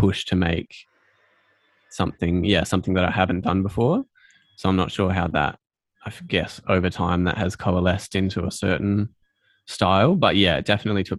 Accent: Adelaide, South Australia, Australia; I'm from Adelaide, kind of born and raised and grew up here.

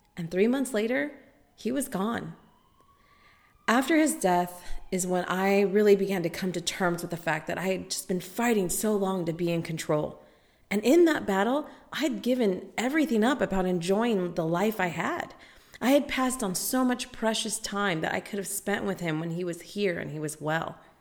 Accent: United States; I'm American

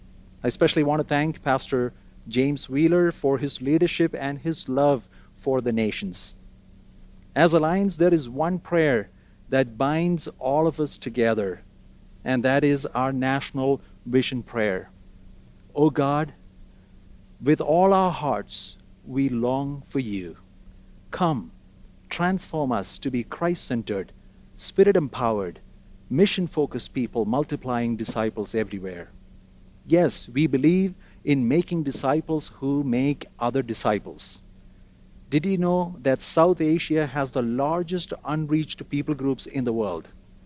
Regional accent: Kuwait; also born or lived in Kerala, India / North India; now in Calgary, Canada; I was born in Kerala, India, raised in Kuwait, but as a family, we served in North India for 6 years and 4 years in the Arabian Gulf before coming to pastor a church in Toronto in 2015.

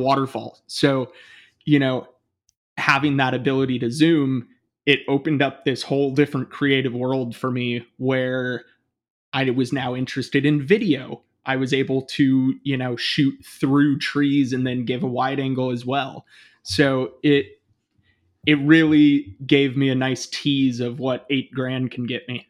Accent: Bay Area, east of San Francisco, California, United States; moved away as an adult; also born or lived in Portland; I grew up in the Bay Area, um, kind of east of, uh, San Francisco

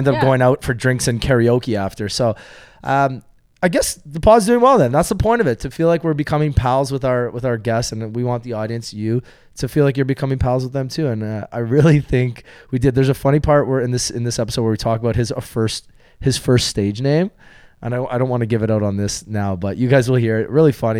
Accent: Jamaica; now in London, California, United States; growing up in Jamaica and coming here. First time we saw snow, living in London, Ontario.

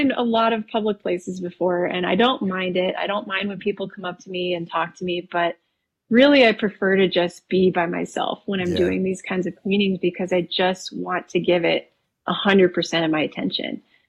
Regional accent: Wisconsin, United States; also born or lived in Texas; now in Colorado, United States; I was actually born and raised in Wisconsin

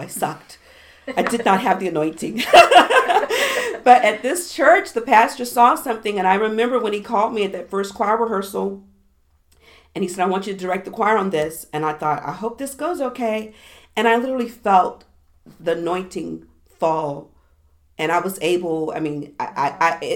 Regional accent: Southwest Virginia, United States; I grew up in Southwest Virginia.

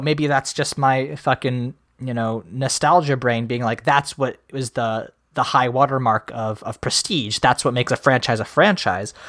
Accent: Midwest, United States; as a Midwesterner

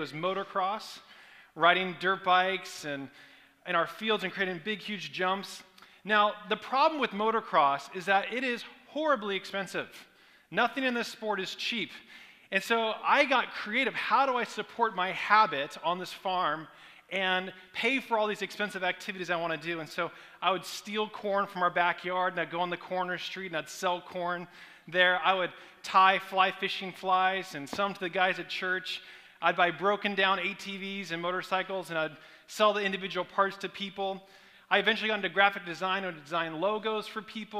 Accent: Portland, Oregon, United States; now in California, United States; I grew up in Portland, Oregon, on a 26-acre farm

